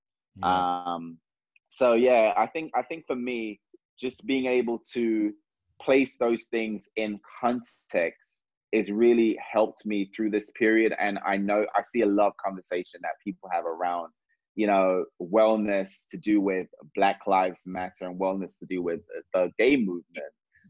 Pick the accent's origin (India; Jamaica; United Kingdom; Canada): Jamaica; I'm just like, I'm Jamaican. We don't call people that.